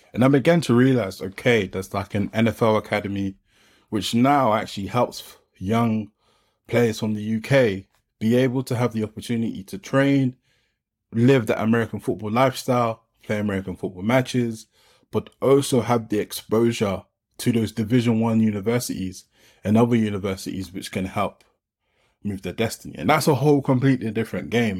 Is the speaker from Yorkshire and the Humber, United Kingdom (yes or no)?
no; London, United Kingdom; I grew up in Peckham, South London